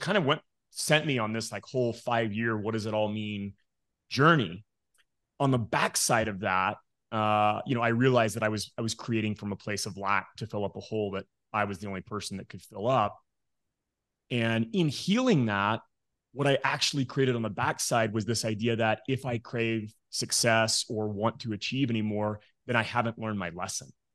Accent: Midland, Texas, United States; moved away as an adult; also born or lived in Denver, Colorado; now in Morrison, Colorado, United States; I was born and raised in Midland, Texas

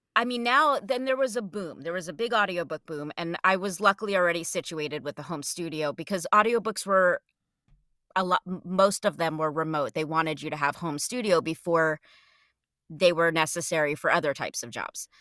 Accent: New Jersey, United States; I grew up in New Jersey right outside Manhattan

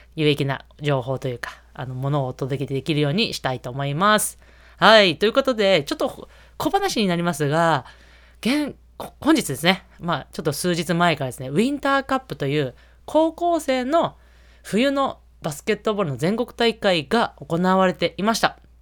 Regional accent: Niigata, Japan; 帝京長岡さんは、もう私の地元ですし

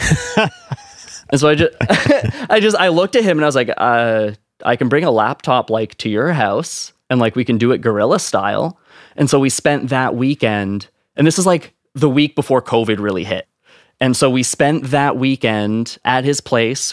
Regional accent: Ontario, Canada; as a Canadian, like, small town Canadian nobody

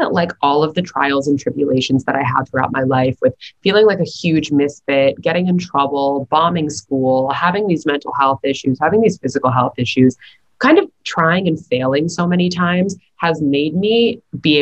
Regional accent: New York City, New York, United States; growing up in New York City

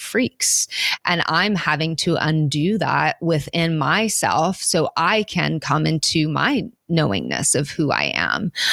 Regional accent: Oklahoma, United States; moved away; I grew up in Oklahoma and people who are different in any way have to leave to survive

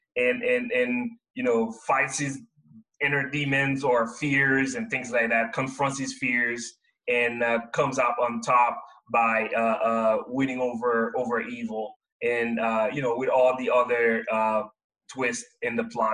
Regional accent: Haiti; now in Seattle, United States; I come from Haiti. My parents worked hard to send me here to work, go to school and then get a degree and find employment in the U.S.

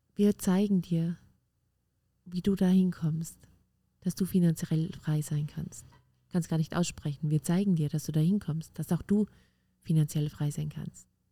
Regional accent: Austria; Bei uns in Österreich heißt das Kindergartentante

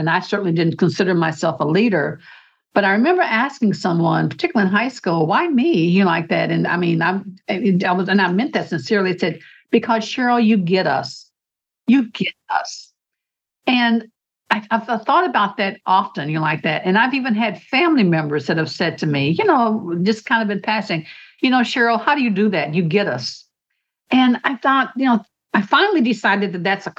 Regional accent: United States; as an American

